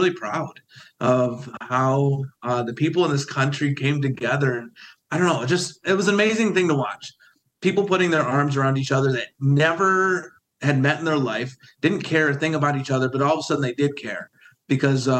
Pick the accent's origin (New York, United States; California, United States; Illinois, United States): New York, United States; Windsor; I grew up in Windsor, New York